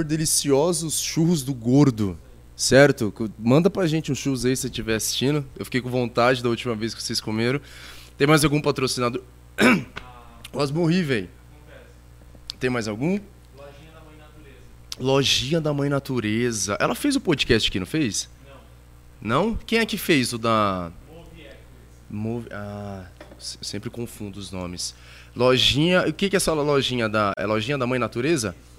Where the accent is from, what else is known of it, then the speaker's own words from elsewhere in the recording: Itapevi, São Paulo, Brazil; cresci lá em Itapevi, Santa Rita